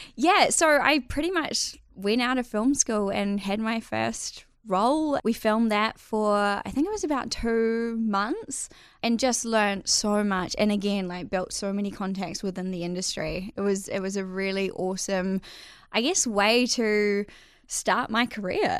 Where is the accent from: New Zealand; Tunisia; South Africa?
New Zealand; Whangamata, Waikato; moved away as an adult; I actually grew up in a little coastal town on the Coromandel called Whangamata